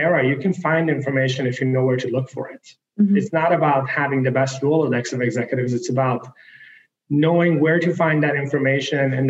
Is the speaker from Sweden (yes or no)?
yes; the most northern city in Sweden, Norrbotten County, Sweden; born or raised there; also born or lived in Iran